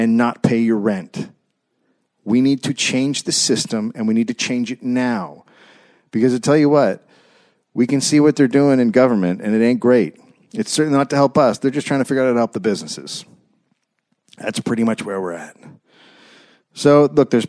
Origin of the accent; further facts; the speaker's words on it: San Anselmo, California, United States; that's where I grew up. I grew up in Sleepy Hollow.